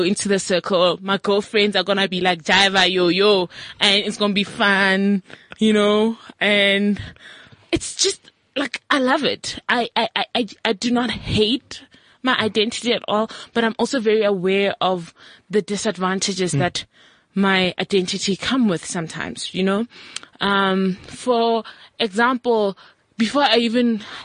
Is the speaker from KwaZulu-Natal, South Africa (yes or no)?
no; Mmorogong, North West, South Africa; now in Johannesburg, South Africa; I'm from like a village and like a rural area.